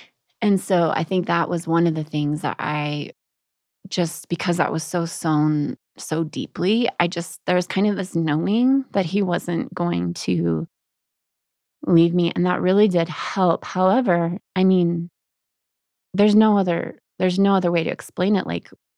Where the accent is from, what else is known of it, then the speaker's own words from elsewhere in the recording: Texas, United States; now in Colorado, United States; I grew up in Texas.